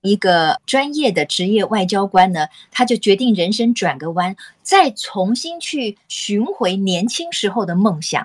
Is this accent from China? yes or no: no; Taiwan; 我们台湾人